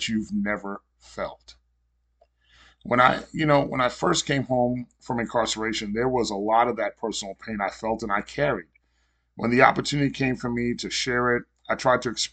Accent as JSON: {"language": "English", "region": "New York", "country": "United States", "tie": "born or raised there", "moved": "yes", "lives_now": "Florida, United States", "said": "I was born and raised in New York"}